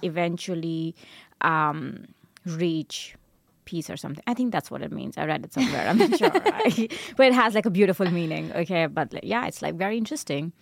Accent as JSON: {"language": "English", "country": "India", "also_born_or_lived": "Darmstadt, Germany", "moved": "as an adult", "lives_now": "Berlin, Germany", "said": "being Indian"}